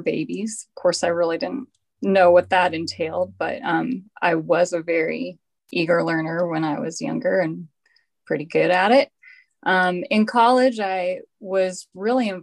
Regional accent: Colorado Springs, Colorado, United States; moved away as an adult; also born or lived in Bethesda, Maryland; now in Tokyo, Japan; I'm from Colorado Springs originally, where I attended undergraduate

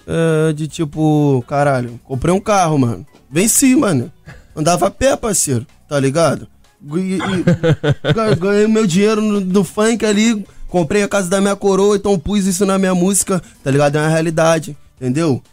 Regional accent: Rio, Rio de Janeiro, Brazil; nós do Rio

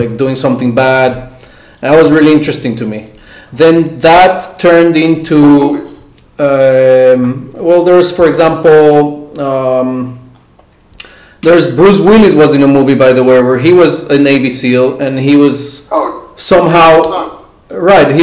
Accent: Mexico; now in Israel; I grew up in Mexico, so I had access to all the American media

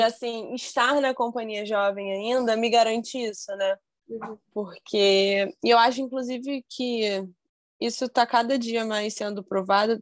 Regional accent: Brazil; eu vou ser bailarina no meu país

